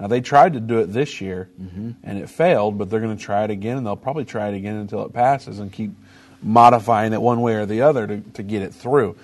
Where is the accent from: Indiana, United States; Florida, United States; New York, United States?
Indiana, United States; now in Texas, United States; my home state of Indiana